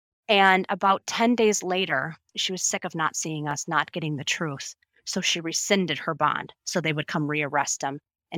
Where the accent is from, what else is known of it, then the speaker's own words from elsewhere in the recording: Illinois, United States; also born or lived in six different states; my home state is Illinois. I was born in Illinois. Both my parents are from Illinois.